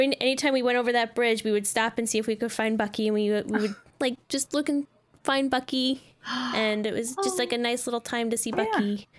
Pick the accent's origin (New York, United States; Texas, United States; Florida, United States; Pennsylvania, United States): New York, United States; rural; When I was a little kid, growing up in New York, there was a little creek